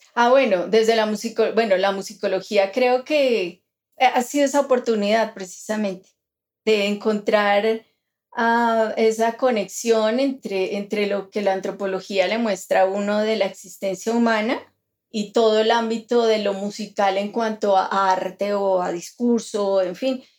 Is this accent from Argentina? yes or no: no; Colombia; nosotros como latinoamericanos, como colombianos